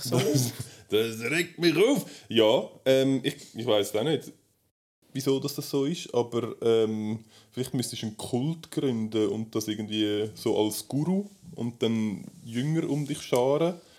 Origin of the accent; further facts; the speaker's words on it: Switzerland; bei uns in der Schweiz